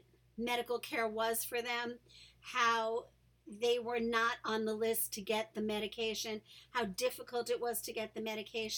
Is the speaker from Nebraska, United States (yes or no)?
no; New York City, New York, United States; growing up in New York City, a place where people of not only color and race differences are accepted